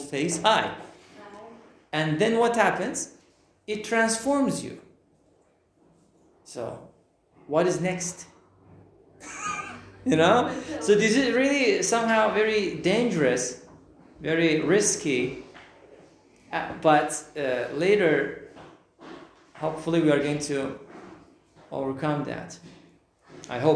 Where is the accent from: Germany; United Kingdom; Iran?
Iran; English is a second language; now in Turkey; I am from Iran.